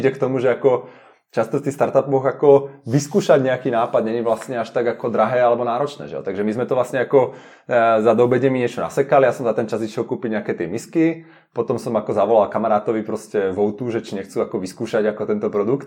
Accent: Slovakia; now in Prague, Czech Republic; som zo Slovenska, takže mám blízko rodinu

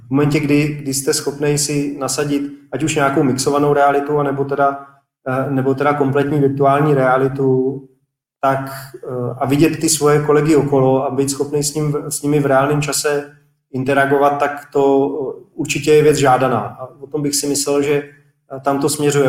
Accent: Czechia; first language Czech; v naší krajině je čeština taková jako dost obtížný jazyk

